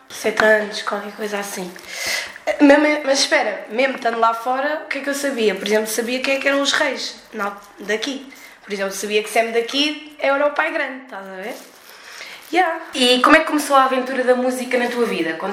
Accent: Brussels, Brussels-Capital Region, Belgium; nasci em 93 e nasci no estrangeiro, em Bruxelas.

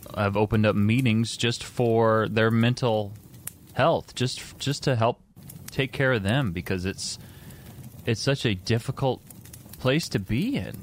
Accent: Indiana, United States; I'm from Indiana.

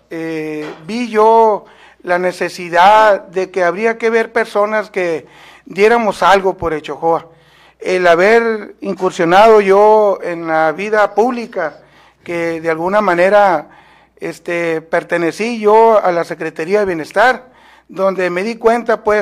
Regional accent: Guatabampo, Sonora, Mexico; born there; also born or lived in Hermosillo; soy nacido en Guatabampo, Sonora, pero desde que salí a estudios a Hermosillo

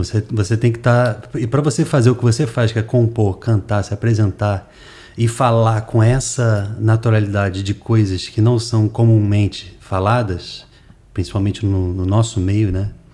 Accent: Rio de Janeiro, Brazil; moved away as an adult; also born or lived in United States; now in Fortaleza, Brazil; eu sou carioca e a Cibele, minha mulher, é cearense

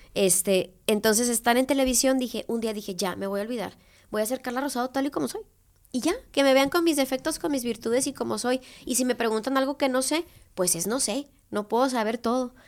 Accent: Tepic, Nayarit, Mexico; also born or lived in Guadalajara; regresarme a mi tierra después de que juré nunca regresar

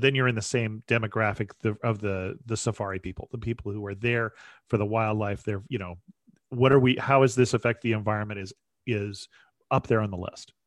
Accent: United States; I'm, I'm an American

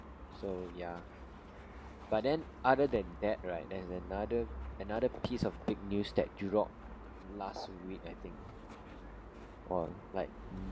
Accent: Singapore; we are from Singapore

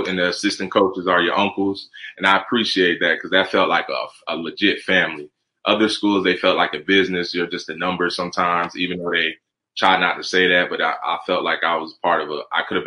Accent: Columbus, Georgia, United States; also born or lived in New Jersey; I'm from Georgia, so that the country is normal to me

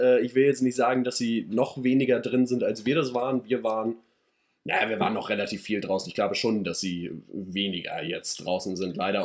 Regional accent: Schleswig-Holstein, Germany; für mich dann immer noch hier als Norddeutscher

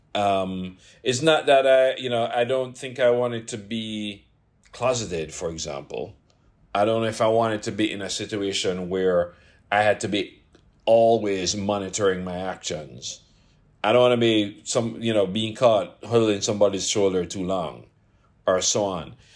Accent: Jamaica; moved away as an adult; I come from Jamaica

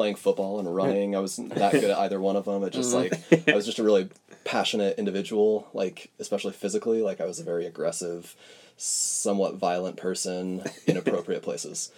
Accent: Cedar City, Utah, United States; I grew up, my earliest memories are in Cedar City, Utah

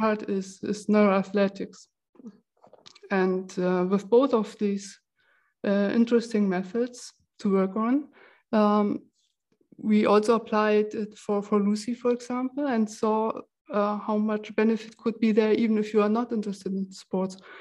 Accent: Germany; now in Switzerland; I come originally from Germany

